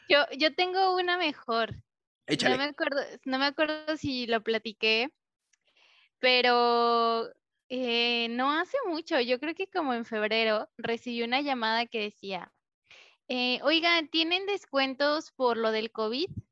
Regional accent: Mexico; yo soy mexicana

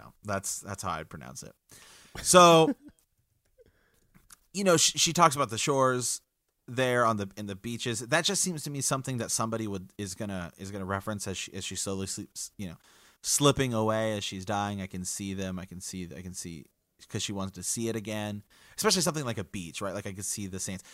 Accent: Ohio, United States; we're from the Kingdom of Ohio

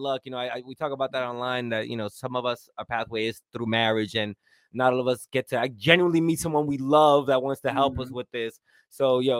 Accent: New York City, New York, United States; I grew up in New York City

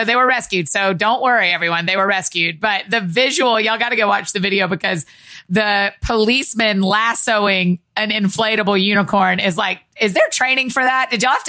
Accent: Georgia, United States; growing up in Georgia

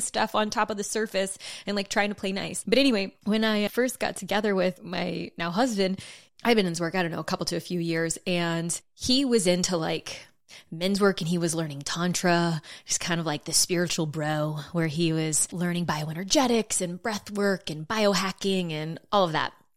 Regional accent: South Louisiana, United States; I grew up in South Louisiana

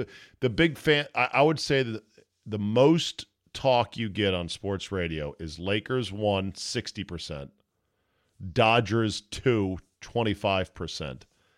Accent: the Commonwealth, Virginia, United States; I'm from the Commonwealth.

